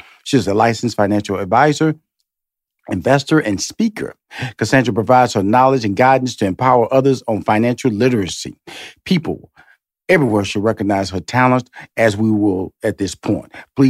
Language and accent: English; Houston, Texas, United States; now in Atlanta, United States; And presently I've been in Atlanta since 2007. So it's about 15 years here. But I'm originally from Houston, Texas.